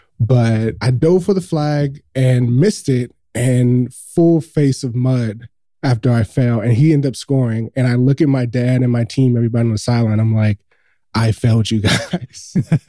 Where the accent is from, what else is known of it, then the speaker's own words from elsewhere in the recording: Los Angeles, California, United States; So I grew up in South Central Los Angeles. So if anybody's listening to this has been in Los Angeles, I grew up pretty much down the street where they filmed Boys in the Hood. It's 2 blocks away from my home.